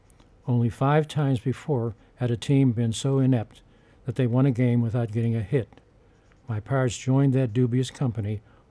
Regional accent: Pittsburgh, Pennsylvania, United States; moved away; the taste brought back memories of growing up in Pittsburgh

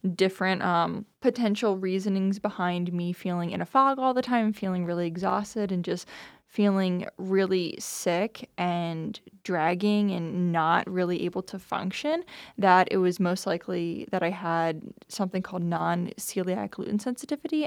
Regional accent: New Jersey, United States; moved away; I'm from New Jersey. I grew up out there

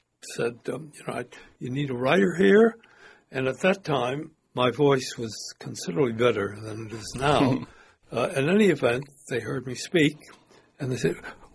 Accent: New York, United States; now in Sanibel, United States; I grew up in New York

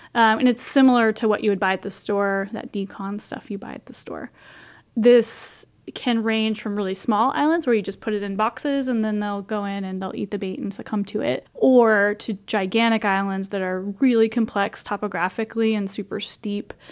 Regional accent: Iowa, United States; I grew up in Iowa

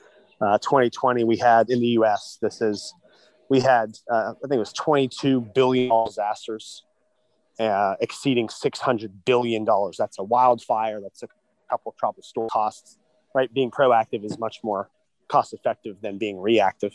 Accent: Southwest Pennsylvania, United States; I'm from Southwest Pennsylvania

